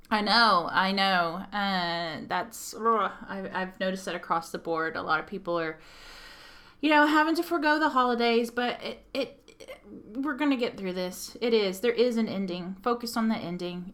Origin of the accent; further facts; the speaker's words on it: Texas, United States; accent: Texan; now in Belfast, United Kingdom; I'm from Texas and to get anywhere would take me four hours to drive